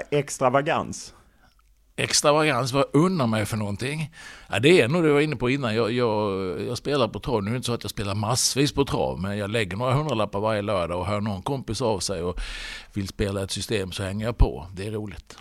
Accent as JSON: {"language": "Swedish", "town": "Halmstad", "region": "Halland County", "country": "Sweden", "also_born_or_lived": "Stockholm area", "moved": "yes", "lives_now": "Stockholm, Sweden", "said": "jag varit hemma i Halmstad"}